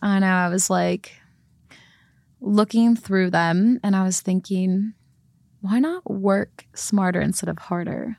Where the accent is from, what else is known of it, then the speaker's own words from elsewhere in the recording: Midwest, United States; growing up in the Midwest